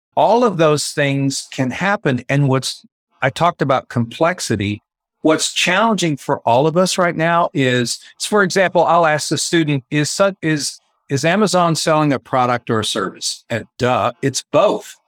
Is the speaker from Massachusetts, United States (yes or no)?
no; West Texas, United States; moved away as an adult; also born or lived in Tulsa, Oklahoma / San Diego, California; I grew up in West Texas